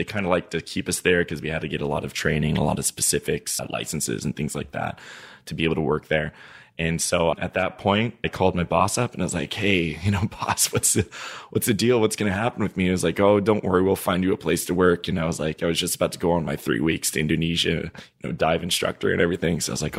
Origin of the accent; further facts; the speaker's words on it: Niger; So, yeah, I grew up in Niger. So I learned French when I was there in elementary school